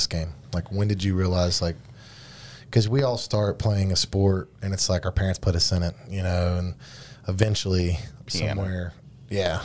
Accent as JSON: {"language": "English", "region": "North Carolina", "country": "United States", "tie": "born or raised there", "moved": "yes", "lives_now": "West Virginia, United States", "said": "I grew up in North Carolina – lived in West Virginia, 15 years now"}